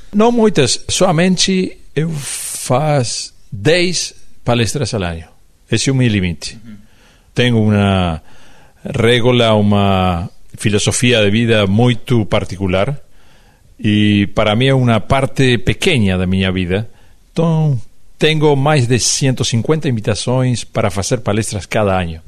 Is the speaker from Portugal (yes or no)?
no; Uruguay; Portuguese is a second language; nós somos de Uruguai